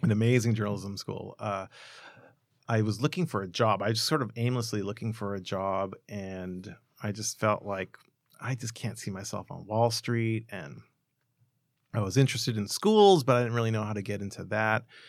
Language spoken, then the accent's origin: English; Los Angeles, California, United States; I grew up in Boyle Heights and Montebello. I still live in Montebello